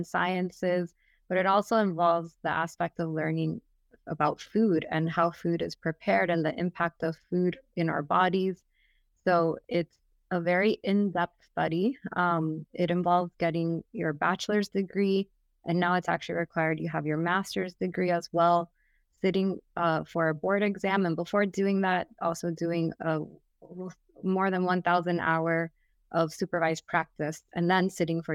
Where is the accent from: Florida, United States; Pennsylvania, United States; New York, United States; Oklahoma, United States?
Florida, United States; Miami; also born or lived in Orlando; I wanted to move back to my hometown of Miami.